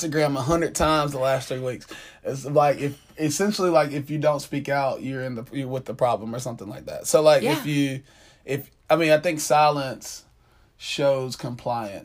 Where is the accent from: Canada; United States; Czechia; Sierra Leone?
United States; Atlanta, Georgia; I grew up in South Atlanta